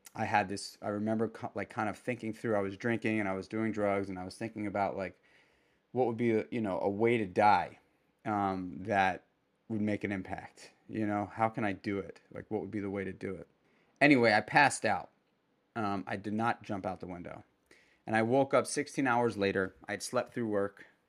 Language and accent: English; New York City, New York, United States; moved away as an adult; also born or lived in Brooklyn; now in Hudson Valley, New York, United States; I grew up in Manhattan and spent the better part of my adult life in Brooklyn